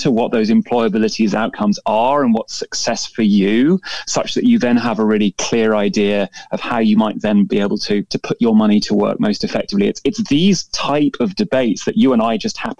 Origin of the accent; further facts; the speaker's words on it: United Kingdom; being a Brit